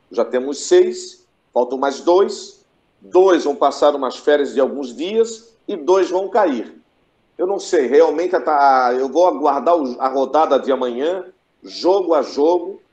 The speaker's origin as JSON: {"language": "Portuguese", "region": "Santa Catarina", "country": "Brazil", "said": "sou catarinense."}